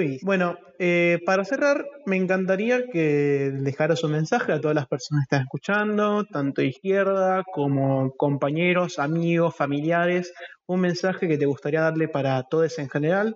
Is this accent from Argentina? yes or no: yes; Argentina; como argentinos